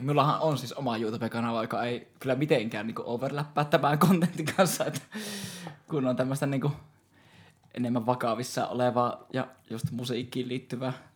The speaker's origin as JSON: {"language": "Finnish", "town": "Joensuu", "region": "North Karelia", "country": "Finland", "said": "mä oon Joensuusta"}